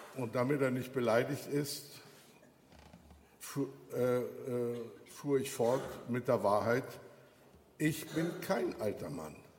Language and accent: German; Germany; wir so als Deutsche